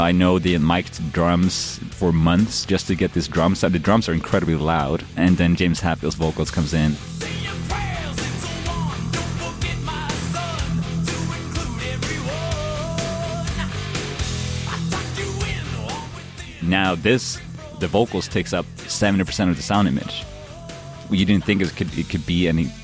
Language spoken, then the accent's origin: English; Linköping, Östergötland, Sweden; moved away; I grew up in Sweden in a small little city called Linköping.